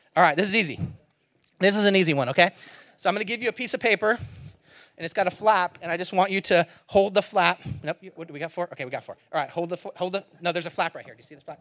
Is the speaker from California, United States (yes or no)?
yes; Antioch, California, United States; I grew up in Antioch, California, East Bay.